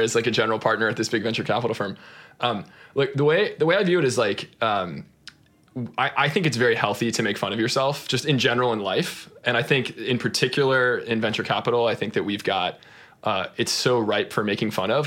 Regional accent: Austin, Texas, United States; I grew up in, in Austin, Texas

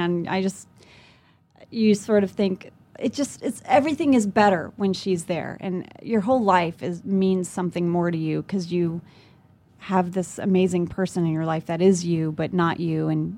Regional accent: Lafayette, Louisiana, United States; born there; moved away; also born or lived in Jakarta; I was born in Lafayette, Louisiana.

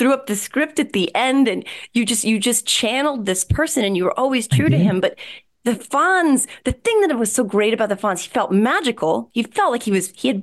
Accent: Whippany, New Jersey, United States; In Morris County, New Jersey, Whippany, New Jersey.

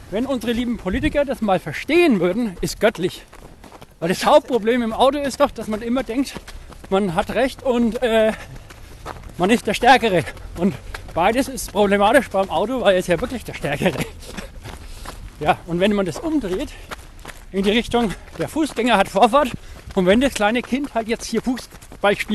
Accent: Nuremberg, Bavaria, Germany; So, als Nürnberger geht man natürlich bei jeder guten Wanderung über die Burg.

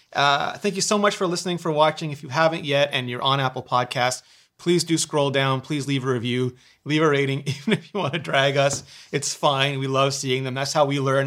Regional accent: Canada; I'm Canadian

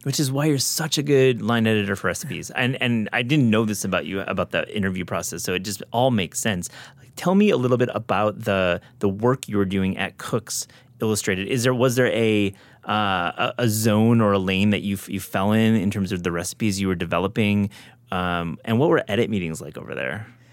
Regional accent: Midwest, United States; I grew up in the Midwest too.

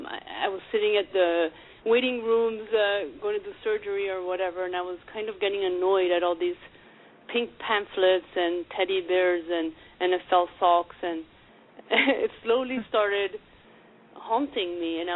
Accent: Argentina; I'm from Argentina originally, and my sister got breast cancer like 6 months before me

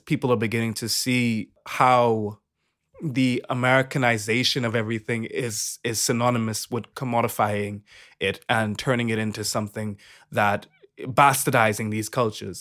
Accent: Bahamas; I'm from the Bahamas

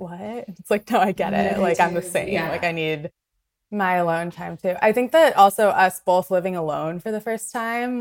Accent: Ventura, California, United States; also born or lived in Venice, Los Angeles; I was born in Venice, and my parents moved up to Ventura.

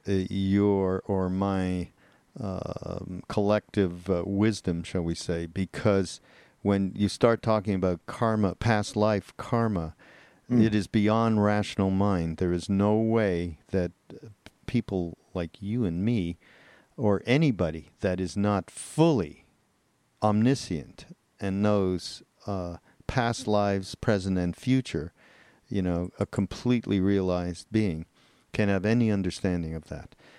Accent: Montreal, Quebec, Canada; I'm from Montreal

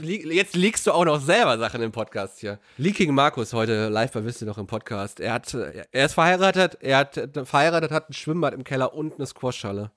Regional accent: Herten, North Rhine-Westphalia, Germany; unsere Schulgemeinschaft in Herten hatte ein eigenes Schulschwimmbad gehabt

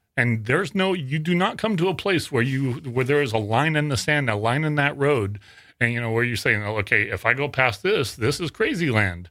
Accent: Worland, Wyoming, United States; now in Sacramento, United States; until two thousand three when I went back to, to my hometown, and I'll say it, is a little, little town called Warland in nor, uh, northern Wyoming.

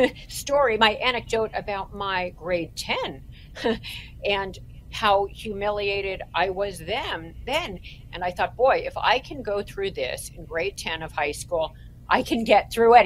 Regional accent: Toronto, Ontario, Canada; another thing that happened while I was growing up in Toronto is we went to something called, my sister and I, Raven Ski Club.

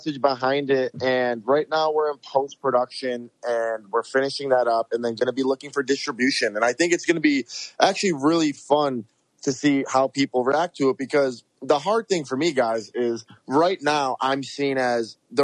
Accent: Rochester, New York, United States; moved away as an adult; now in Los Angeles, United States; we went back to Rochester, my hometown

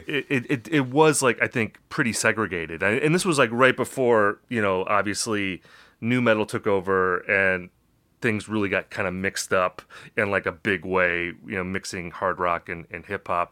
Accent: Wisconsin, United States; I'm from Wisconsin

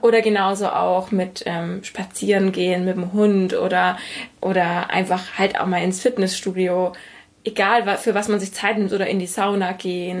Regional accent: Germany; ich als Deutsche

